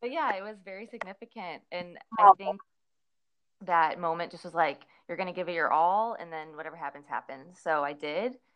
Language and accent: English; St. Louis, Missouri, United States; moved away as an adult; also born or lived in Clarksville, Tennessee; I'm from Missouri, St. Louis, Missouri, and a lot of us go to Mizzou